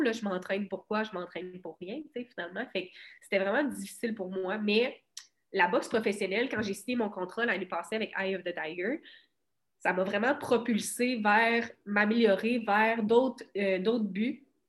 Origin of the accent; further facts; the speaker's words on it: Cabano, Quebec, Canada; moved away as an adult; also born or lived in Rivière-du-Loup; je viens de Cabano